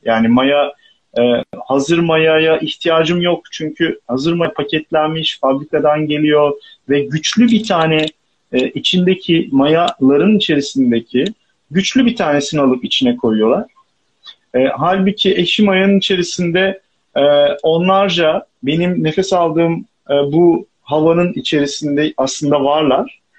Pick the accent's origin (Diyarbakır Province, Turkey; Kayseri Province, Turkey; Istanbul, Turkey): Istanbul, Turkey; İstanbul'da doğup büyüdüğüm için burada da kalamıyorum